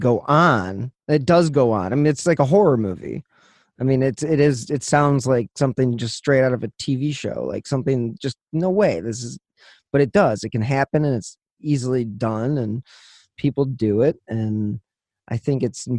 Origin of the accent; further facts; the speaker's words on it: Midwest, United States; we're from the Midwest.